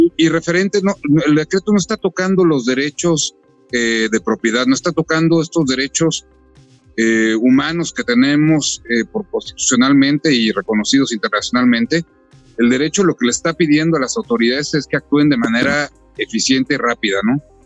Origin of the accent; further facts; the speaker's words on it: Mexico; los mexicanos